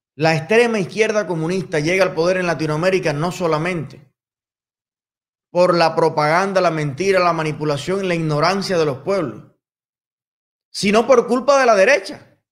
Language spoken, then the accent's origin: Spanish; Cuba; mi pueblo de Cuba